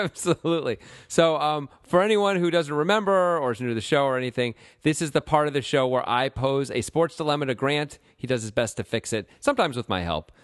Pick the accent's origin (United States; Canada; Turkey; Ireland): United States; Connecticut; I grew up in Connecticut